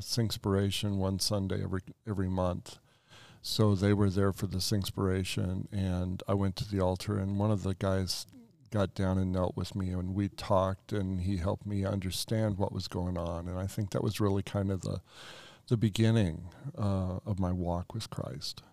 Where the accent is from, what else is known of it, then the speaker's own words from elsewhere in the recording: Colorado Springs, Colorado, United States; also born or lived in Black Forest, Colorado; I grew up in Colorado Springs